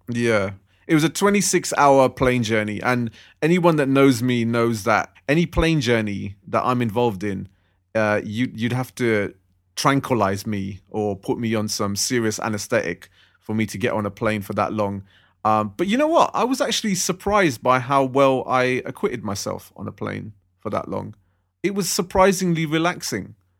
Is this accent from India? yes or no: no; London, United Kingdom; I'm a Londoner. I've grown up in London. I'm born and raised here